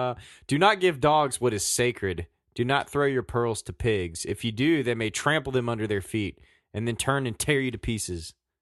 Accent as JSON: {"language": "English", "region": "Virginia", "country": "United States", "accent": "southwestern Virginia", "said": "That was my southwestern Virginia accent."}